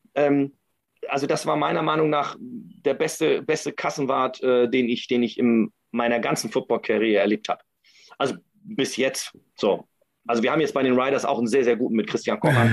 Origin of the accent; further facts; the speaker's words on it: Kiel, Schleswig-Holstein, Germany; ich komme ja aus Kiel